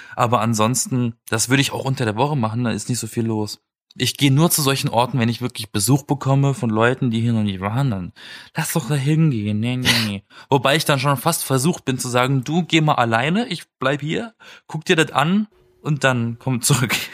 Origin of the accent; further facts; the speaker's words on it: Black Forest, Baden-Württemberg, Germany; moved away; um zu meiner Familie zu fahren, in den Schwarzwald, wo ich herkomme